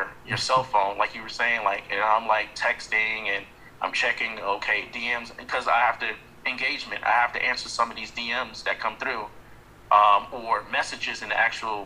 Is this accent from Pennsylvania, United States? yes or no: no; New York, United States; I'm from New York, so my accent